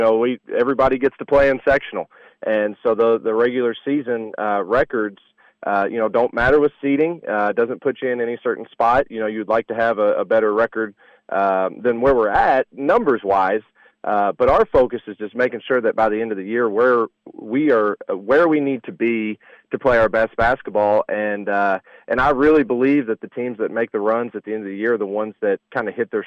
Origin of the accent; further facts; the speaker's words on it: Southern Indiana, United States; growing up in Southern Indiana and having a great appreciation for, basketball in this area